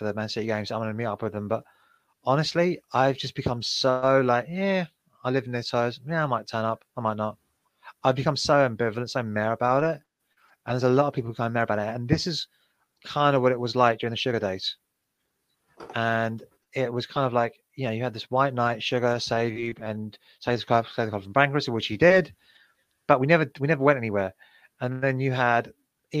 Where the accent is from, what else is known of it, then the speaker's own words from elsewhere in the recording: London, United Kingdom; I love London. It's my home. As you can't tell by my accent